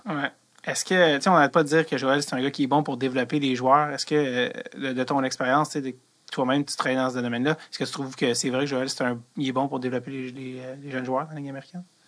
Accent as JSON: {"language": "French", "region": "Quebec", "country": "Canada", "said": "je suis québécois"}